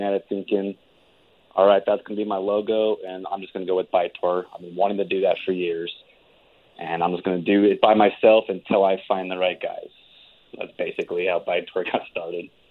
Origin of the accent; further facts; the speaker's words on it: Albuquerque, New Mexico, United States; moved away as an adult; also born or lived in Seattle; I recently just moved back from Seattle after spending five years out there to my hometown in Albuquerque